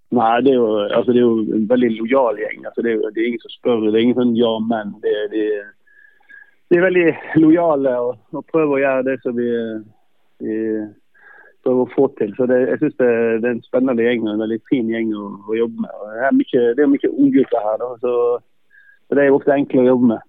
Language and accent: Norwegian; Norway; moved away as an adult; now in Faroe Islands; det er nok litt andre forutsetninger i, i Norge og der jeg kommer fra